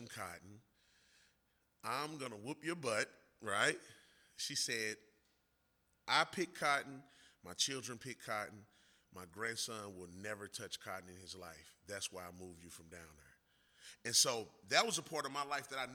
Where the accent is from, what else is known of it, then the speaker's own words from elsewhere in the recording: St. Louis, Missouri, United States; also born or lived in Mississippi; I grew up in Mississippi, in St. Louis, in a situation where I lived in a low-income neighborhood.